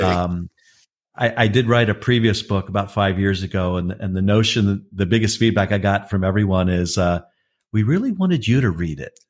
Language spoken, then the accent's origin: English; Raleigh-Durham, North Carolina, United States; my hometown of Raleigh-Durham